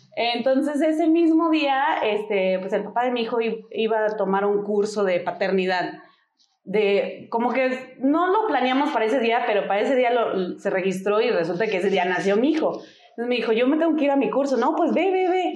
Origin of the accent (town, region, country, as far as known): Denver, Colorado, United States; born or raised there; moved away as an adult; now in Mexico